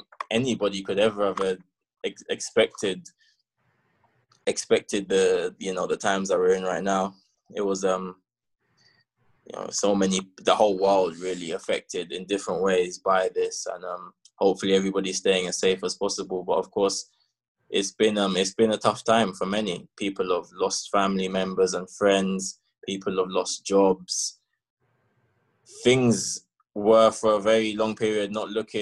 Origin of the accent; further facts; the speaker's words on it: London, United Kingdom; moved away; growing up in London and being a football man was amazing